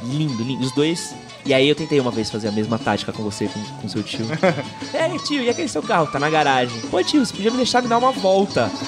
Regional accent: São Paulo, Brazil; Nasci na Moca, sou parente de imigrante

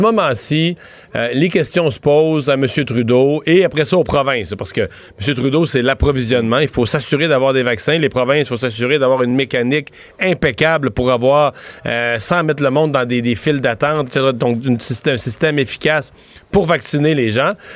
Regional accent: Canada

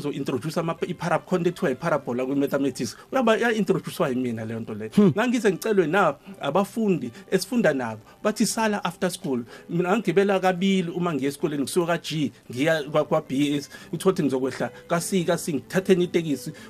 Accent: Durban, KwaZulu-Natal, South Africa; also born or lived in Hammarsdale; ubaba sesuka khona ke esethenga umuzi emlazi kwaG hmm. eh section ke ilapha engikhulele khona

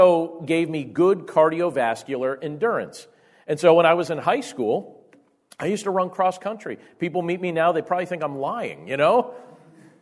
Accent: Carbondale, Pennsylvania, United States; I grew up in Carbondale, Pennsylvania

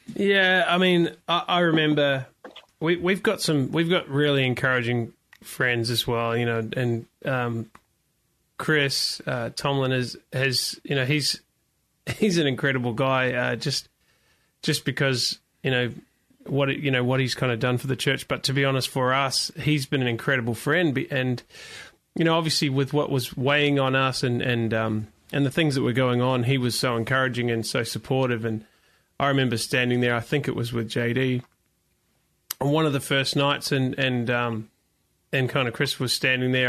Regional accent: New Zealand; I grew up in New Zealand

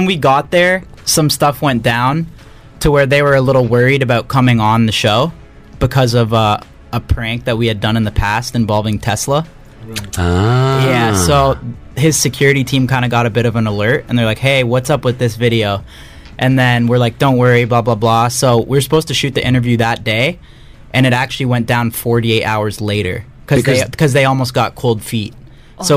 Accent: Canada; I'm Canadian too

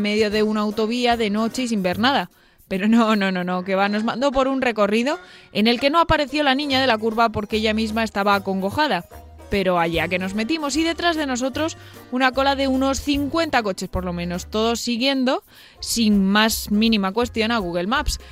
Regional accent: Almería, Andalusia, Spain; now in Madrid, Spain; bajamos a Almería

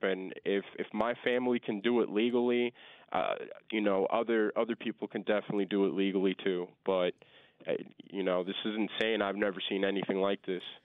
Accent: Long Island, New York, United States; I'm from Long Island

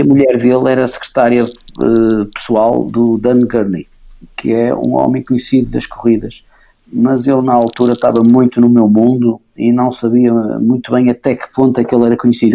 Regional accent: Porto, Norte, Portugal; eu nasci no Porto, sou do Porto, vivo na Foz

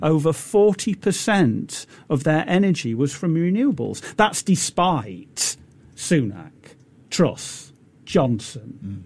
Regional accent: United Kingdom; now in Singapore; So the United Kingdom, I'm British

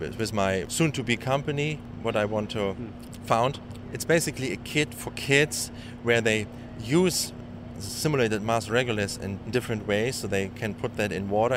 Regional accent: Germany; moved away as an adult; now in San Diego, United States; Actually, I live in San Diego, but originally I come from Germany, and I started my postdoc here in 2010

